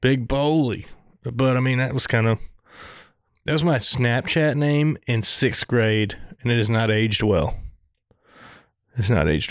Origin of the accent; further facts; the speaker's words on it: Southern, United States; accent: Southern; my Southern accent